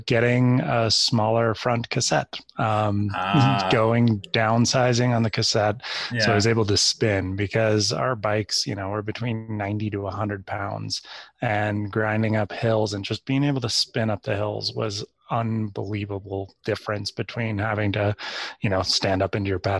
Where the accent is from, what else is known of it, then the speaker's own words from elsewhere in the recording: Santa Cruz, California, United States; I grew up in Santa Cruz, California